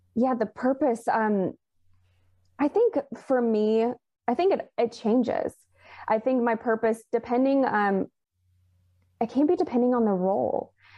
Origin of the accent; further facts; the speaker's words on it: Alabama, United States; moved away; I am originally from Alabama